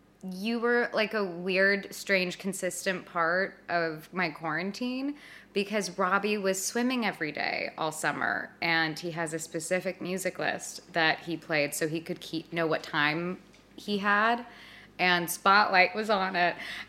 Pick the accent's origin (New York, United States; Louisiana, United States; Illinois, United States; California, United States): California, United States; Los Angeles; In the Valley.